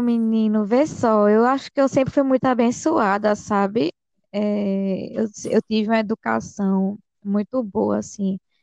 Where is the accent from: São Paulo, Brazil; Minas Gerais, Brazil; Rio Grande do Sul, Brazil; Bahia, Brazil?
Bahia, Brazil; Vitória da Conquista; moved away; eu vim da Bahia, do interior da Bahia, nasci lá, vim para cá, mas nasci lá